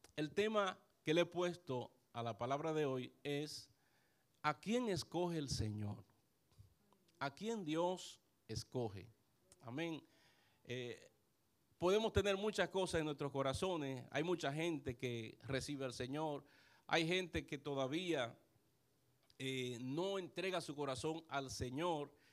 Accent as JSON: {"language": "Spanish", "region": "San Pedro de Macorís", "country": "Dominican Republic", "tie": "born or raised there", "said": "aunque no nací en San Pedro de Macorís, pero llegué muy muchacho a San Pedro de Macorís."}